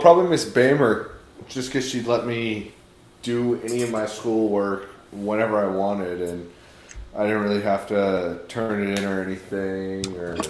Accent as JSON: {"language": "English", "town": "Seattle", "region": "Washington", "country": "United States", "said": "I'm from Seattle"}